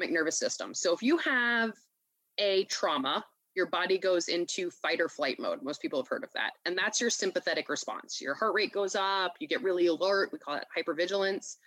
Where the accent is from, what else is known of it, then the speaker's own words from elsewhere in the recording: Gainesville, Florida, United States; moved away as an adult; also born or lived in Baltimore, Maryland / Virginia / Los Angeles, California; I grew up in the Southeast. My family mostly lived in Gainesville, Florida. So that's where I went to middle school and high school